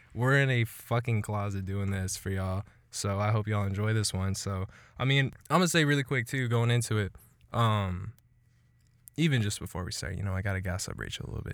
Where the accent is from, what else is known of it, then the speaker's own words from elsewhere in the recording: Killeen, Texas, United States; This is all my city, two five four